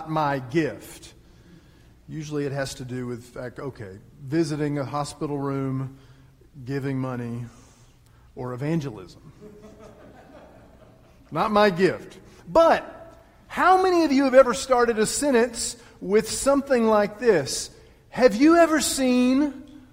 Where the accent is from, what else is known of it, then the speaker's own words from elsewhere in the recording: Texas, United States; moved away; I am from Texas